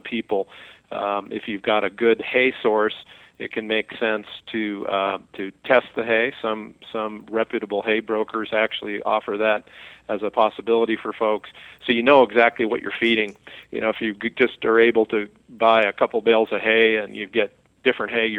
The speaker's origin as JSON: {"language": "English", "region": "Montana", "country": "United States", "said": "I'm from Montana, and we grow beautiful alfalfa and grass hay"}